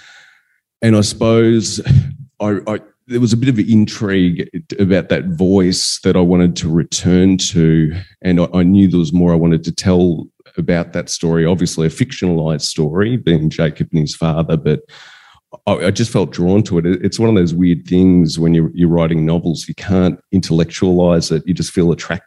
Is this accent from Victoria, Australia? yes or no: yes; Western Victoria, Australia; We were growing up in Western Victoria, and we had a farm on the outskirts of town